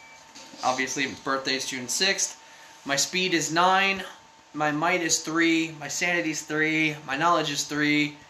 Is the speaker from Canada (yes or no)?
no; United Kingdom; I wanted to go to the foyer, which I'm regretting, because I just walked into a bloody room. I'm British!